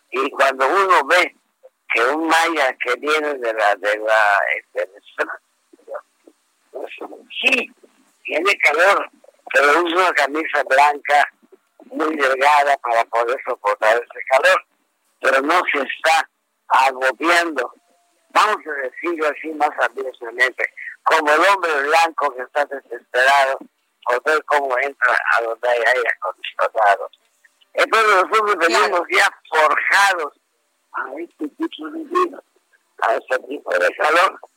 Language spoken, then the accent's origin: Spanish; Yucatán, Mexico; yo soy yucateco